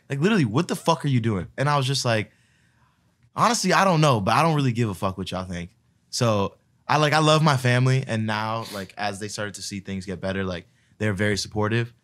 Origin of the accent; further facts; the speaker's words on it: Palm Beach, Florida, United States; I grew up in, like, uh, Palm Beach, which is, like, a smaller